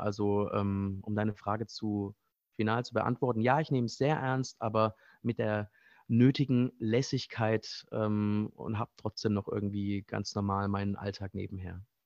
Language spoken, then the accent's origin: German; Baden-Württemberg, Germany; moved away as an adult; also born or lived in Frankfurt / Mainz; now in Berlin, Germany; Eigentlich komme ich aus einem kleinen Kaff äh, im Südschwarzwald, äh, in, der Nähe, in der Nähe der schweizerischen Grenze. Äh, nah an Freiburg